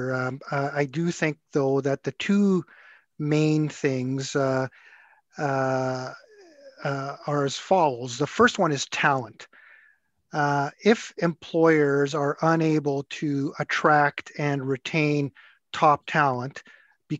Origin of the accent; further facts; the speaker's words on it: Edmonton, Alberta, Canada; I was born and raised in Edmonton, graduated from the U of A Law School here